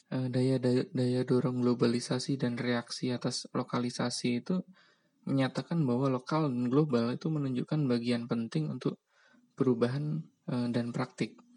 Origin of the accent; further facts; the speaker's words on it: Java, Indonesia; di Jawa misalnya karena karena kenapa Jawa ya karena saya orang Jawa mungkin teman-teman yang dari luar daerah mungkin bisa juga untuk cerita ya jadi nggak bias Jawa